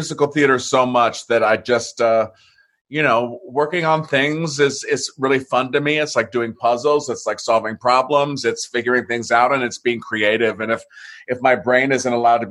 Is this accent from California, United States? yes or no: yes; San Diego, California, United States; also born or lived in Santa Monica; I was born in Santa Monica and grew up in San Diego.